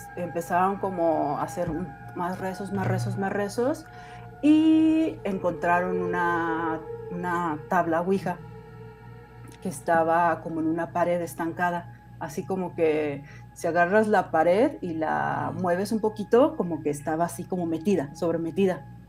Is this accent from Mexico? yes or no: yes; Guanajuato, Mexico; moved away as an adult; now in Mexico City, Mexico; Yo soy originaria de Guanajuato, no sé si lo conozcan, de Guanajuato Capital